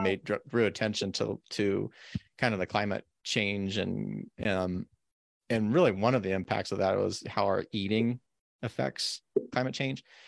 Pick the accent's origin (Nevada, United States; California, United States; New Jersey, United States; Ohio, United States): Nevada, United States; Carson City; now in Oregon, United States; I grew up in Carson. Carson's over four thousand feet base elevation